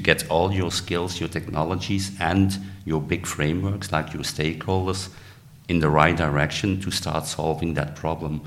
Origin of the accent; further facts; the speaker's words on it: Belgium; I'm from Belgium